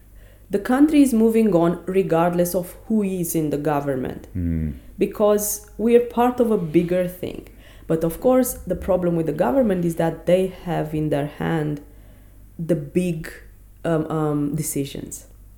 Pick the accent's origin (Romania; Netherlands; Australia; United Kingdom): Romania; also born or lived in Belgium; now in South Africa; I never really lived in Europe outside Romania, except for a year in Belgium, but I didn't go from Romania there. I was coming from South Africa.